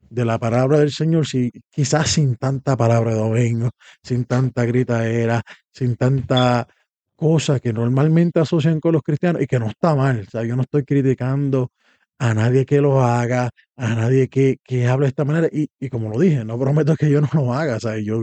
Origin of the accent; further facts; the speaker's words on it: Puerto Rico; moved away; O venimos de Puerto Rico, donde hay variedad de esto. Aquí solamente que yo sepa hay uno en español, hay mucho inglés